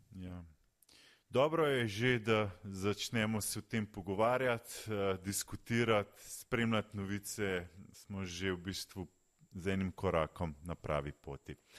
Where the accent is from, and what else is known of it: Slovenia